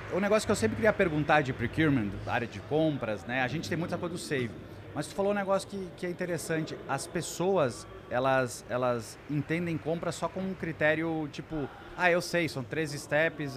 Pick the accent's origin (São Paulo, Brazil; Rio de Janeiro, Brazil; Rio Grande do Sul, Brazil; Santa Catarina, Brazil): Rio Grande do Sul, Brazil; Lajeado; eu venho do interior do Rio Grande do Sul, uma cidade chamada Lajeado